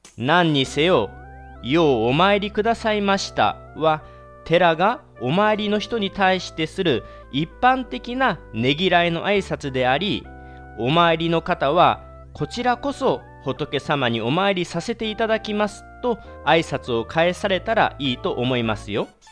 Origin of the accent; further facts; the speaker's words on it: Kagawa, Japan; 地元香川